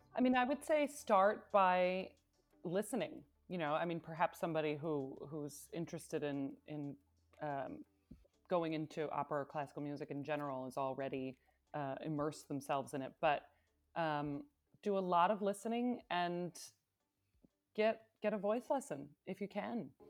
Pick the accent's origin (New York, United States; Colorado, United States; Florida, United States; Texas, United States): New York, United States; Binghamton; now in Berlin, Germany; I am from upstate New York, the Binghamton area